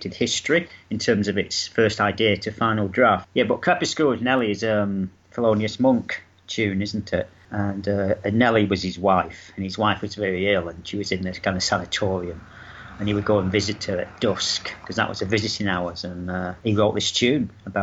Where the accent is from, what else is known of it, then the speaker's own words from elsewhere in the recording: Manchester, North West England, United Kingdom; moved away as an adult; now in Brighton, United Kingdom; I was born in Manchester, lived there for about 42 years